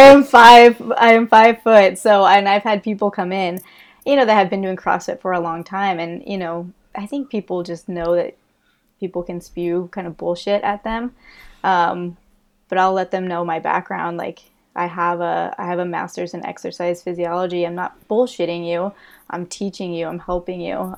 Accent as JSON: {"language": "English", "region": "Illinois", "country": "United States", "also_born_or_lived": "Tampa, Florida / Colorado", "moved": "as an adult", "lives_now": "Florida, United States", "said": "I'm from Illinois"}